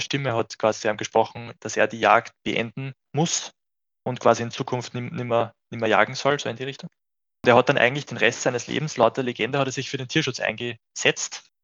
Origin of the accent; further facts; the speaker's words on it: Austria; bei uns in Österreich